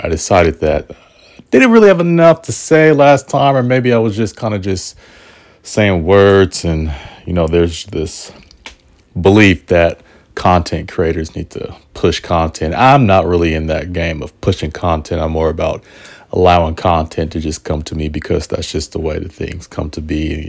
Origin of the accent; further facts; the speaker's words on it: Portland, United States; Portland is my hometown